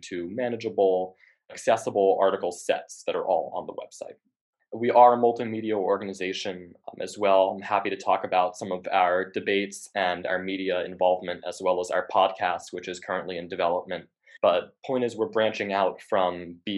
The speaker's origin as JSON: {"language": "English", "region": "Connecticut", "country": "United States", "said": "I'm from Connecticut"}